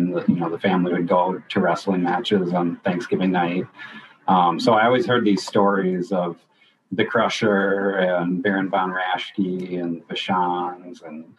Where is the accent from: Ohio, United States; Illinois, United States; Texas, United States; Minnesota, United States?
Minnesota, United States; born or raised there